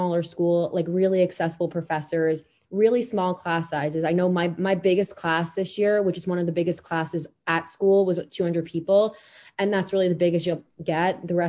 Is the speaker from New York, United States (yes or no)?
yes; Long Island, New York, United States; I'm from Long Island, New York. I was dorm 2017. I'm currently a freshman at Duke University studying economics with a double minor in stat and comp sci.